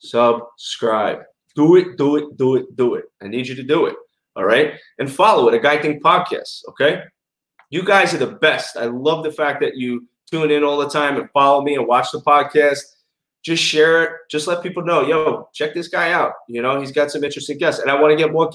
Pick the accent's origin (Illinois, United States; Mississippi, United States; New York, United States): New York, United States; New York City; accent: New York; now in West Palm Beach, United States; I was raised in Bensonhurst, which is a very big Italian neighborhood in Brooklyn.